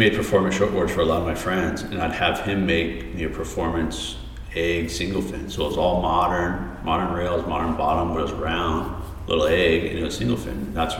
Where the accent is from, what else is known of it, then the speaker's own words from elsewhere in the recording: Colorado, United States; Colorado's cool, you know. I grew up there. I was the only one in my family not born in California. So we had a lot of California ties.